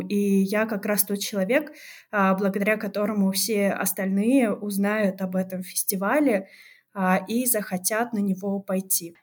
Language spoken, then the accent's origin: Russian; a stanitsa in southern Russia, Krasnodar Krai, Russia; Я действительно родилась на юге а, России, но в таком месте, которое называется Станица